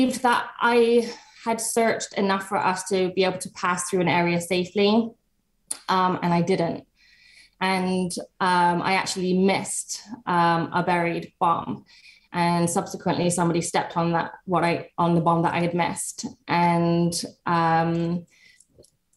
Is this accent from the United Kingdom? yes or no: yes; England, United Kingdom; I started my journey actually in England. I'm from England